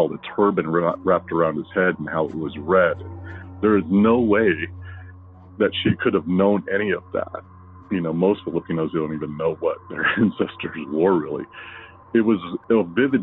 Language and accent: English; United States; also born or lived in Hawaii; now in Las Vegas, United States; I grew up here in the States.